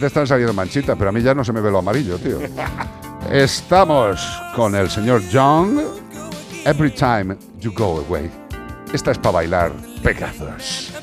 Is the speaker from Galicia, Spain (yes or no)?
yes; As Ermidas, Galicia, Spain; nosotros de las Ermitas